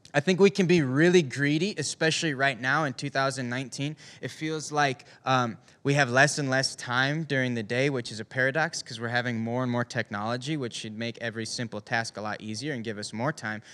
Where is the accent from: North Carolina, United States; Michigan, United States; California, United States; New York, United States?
Michigan, United States; Upper Peninsula of; I grew up in Upper Michigan. And up in the U P